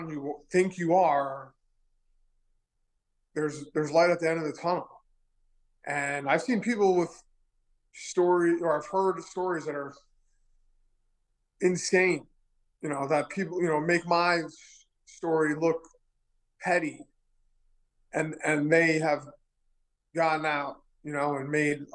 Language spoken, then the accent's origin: English; New York City, New York, United States; also born or lived in Manhattan; I was born in Manhattan. I was raised in Queens